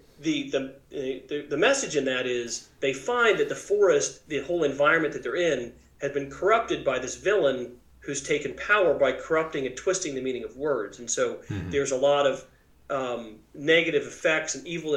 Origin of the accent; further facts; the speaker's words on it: Springfield, Missouri, United States; moved away as an adult; also born or lived in Cambridge, Massachusetts / Silicon Valley, California / Johannesburg, South Africa; now in Austin, United States; I grew up in Springfield, Missouri